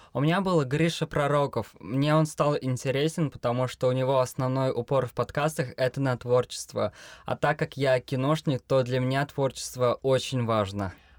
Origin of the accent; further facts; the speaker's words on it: Ufa, Bashkortostan, Russia; мне двадцать лет, я из Уфы